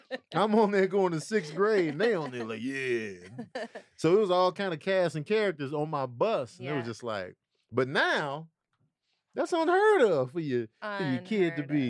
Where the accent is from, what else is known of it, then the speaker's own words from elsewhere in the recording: Chicago, Illinois, United States; I grew up in Chicago.